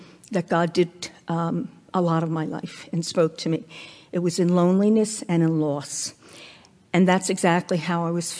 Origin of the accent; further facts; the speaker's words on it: New York, United States; we moved out to Long Island, because I came from New York, as Kristen said.